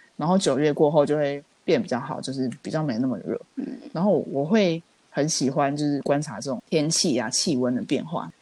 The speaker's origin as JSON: {"language": "Chinese", "country": "Taiwan", "said": "虽然说我们台湾人针对这种事情应该是司空见惯"}